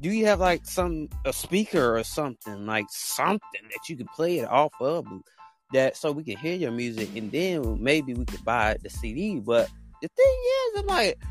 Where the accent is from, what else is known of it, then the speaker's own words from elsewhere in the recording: Alabama, United States; I'm from Alabama